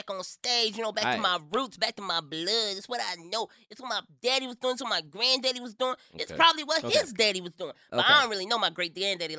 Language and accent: English; Miami, Florida, United States; I'm from Miami, Florida.